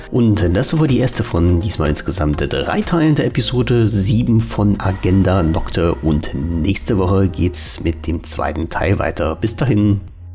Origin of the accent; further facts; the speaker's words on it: East Germany, Germany; mein Leben in der DDR doch war und dass ich als Ossi doch eigentlich ein armes Schwein bin